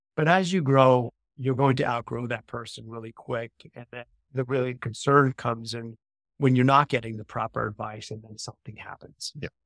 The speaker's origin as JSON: {"language": "English", "region": "New York", "country": "United States", "also_born_or_lived": "Southern Italy", "moved": "as an adult", "lives_now": "Florida, United States", "said": "I'm originally from New York"}